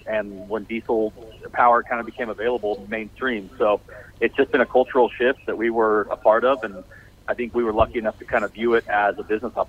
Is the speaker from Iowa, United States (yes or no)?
no; Salt Lake City, Utah, United States; Salt Lake City, Utah.